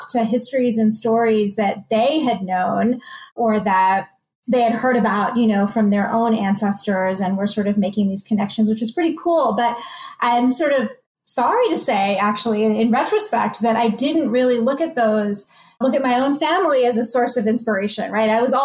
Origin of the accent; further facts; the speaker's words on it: United States; I am of Indian origin. And so I think, though I did grow up in the United States